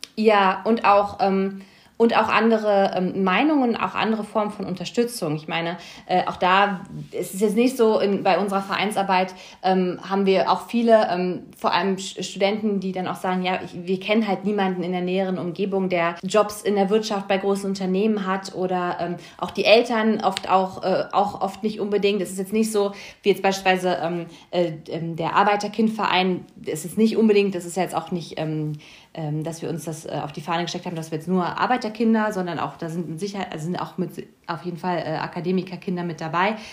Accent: Lübben, Brandenburg, Germany; moved away as an adult; also born or lived in Hamburg; now in Berlin, Germany; am Ende ist es natürlich schon meine Heimat gewesen. Ich meine, da habe ich ja die meiste Zeit meiner, meiner, meiste Zeit meiner Kindheit auch verbracht

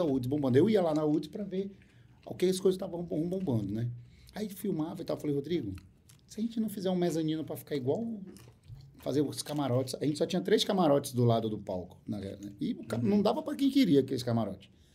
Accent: Porto Velho, Rondônia, Brazil; now in Manaus, Brazil; Sou de Porto Velho. Em Porto Velho, no colégio me chamavam de …

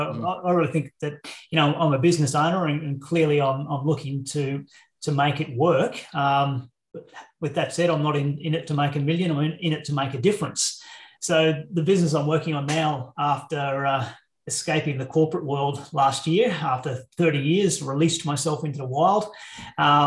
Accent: Queensland, Australia; also born or lived in Brisbane; I'm a Queenslander. So living in Brisbane now in central Queensland is home.

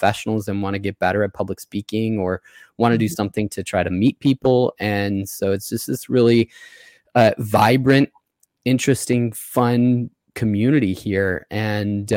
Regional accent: Chicago, Illinois, United States; moved away as an adult; also born or lived in Columbia, Missouri; now in Sarasota, United States; I grew up outside of Chicago

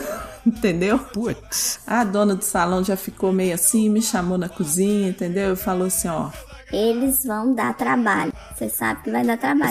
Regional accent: Brazil; now in United States; eu sou brasileira

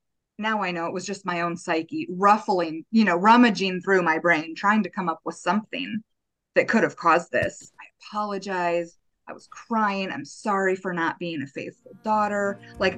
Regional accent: Buenos Aires, Argentina; So I grew up in Argentina. We were in Buenos Aires. We moved there in 93. So I would have been in third grade, and then I stayed till I graduated high school.

